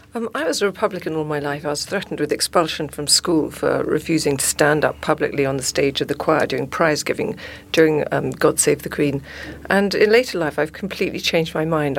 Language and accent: English; South Africa; I'm South African